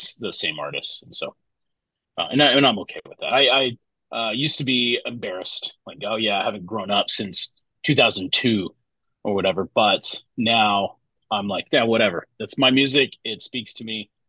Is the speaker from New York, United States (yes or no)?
no; Austin, Texas, United States; I grew up right outside of Austin